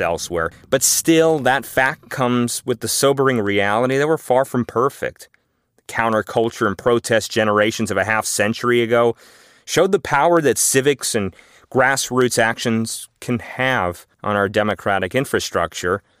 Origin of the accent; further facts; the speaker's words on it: Los Angeles, California, United States; I grew up in Los Angeles